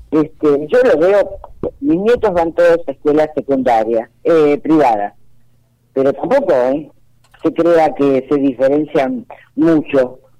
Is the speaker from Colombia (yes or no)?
no; Argentina; Eh, yo por supuesto, como todo argentino, deseo que Alberto Fernández termine su mandato.